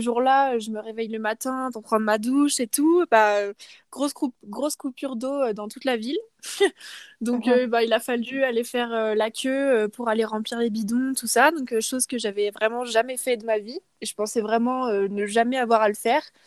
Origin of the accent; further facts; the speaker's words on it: France; moved away; en tant que Française